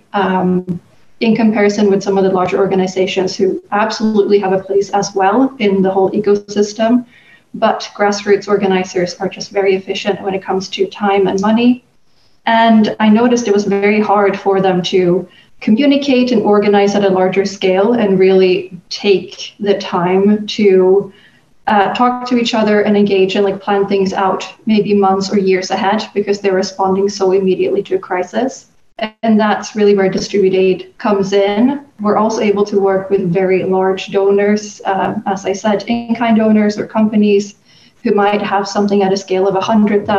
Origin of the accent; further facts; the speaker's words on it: Sweden; moved away as an adult; I'm from Sweden originally, where I was born and raised. But I've lived abroad for the last 10 years almost.